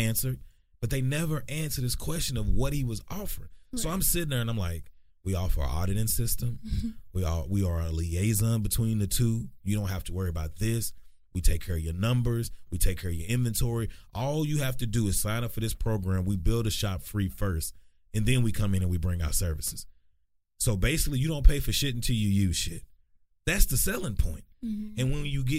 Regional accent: Texarkana, United States; growing up in Texarkana

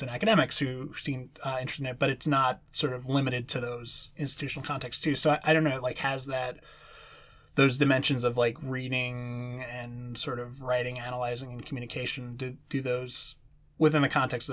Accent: New York City, New York, United States; I'm from Brooklyn

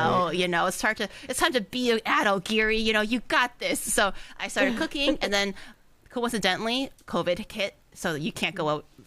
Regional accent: Canada; also born or lived in China; I was born in China. Even growing up after immigrating to Canada

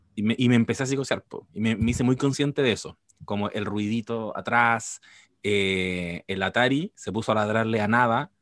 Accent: Quilpué, Valparaíso, Chile; aquí en el barrio donde me crié en Quilpue

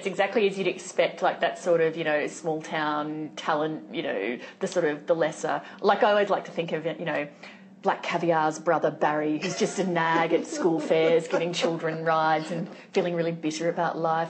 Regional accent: Sunshine Coast, Queensland, Australia; gay Asian boy growing up on the Sunshine Coast in Queensland in the sort of 80s and 90s, like, it would have been really hard

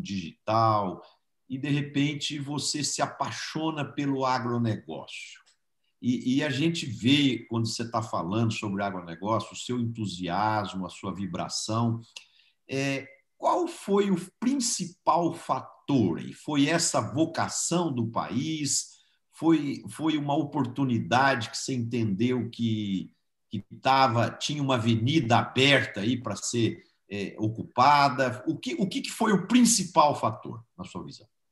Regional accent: Brazil

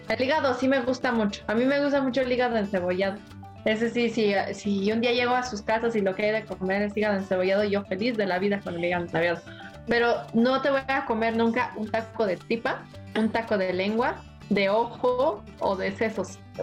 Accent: Mexico

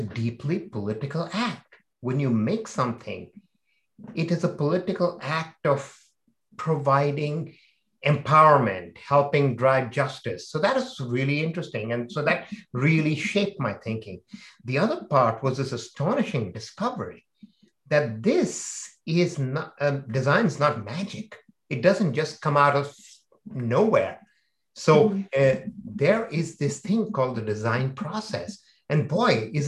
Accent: India; I was growing up in India

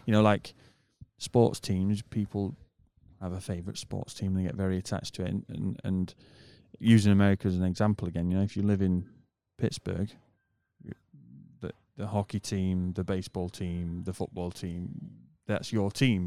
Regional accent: United Kingdom; moved away; I'm a British person

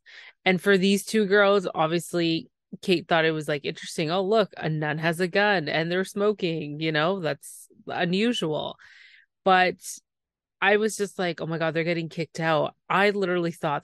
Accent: Canada; I'm the Canadian

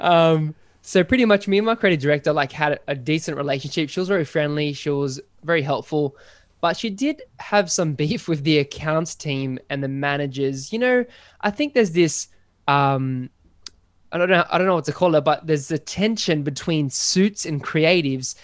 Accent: Sydney, New South Wales, Australia; I'm from Sydney in good old Australia

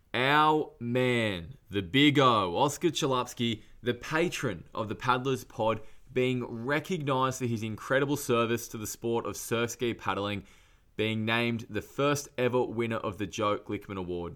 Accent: Newcastle, New South Wales, Australia; I'm from Newcastle, which is obviously a bit closer to Foster

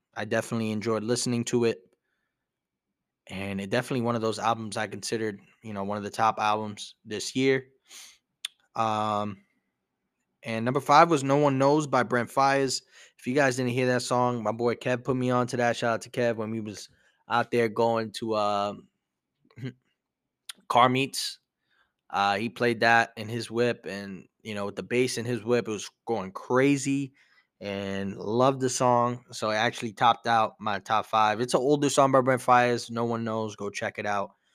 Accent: New York City, New York, United States; Brooklyn, you know, where I grew up as well.

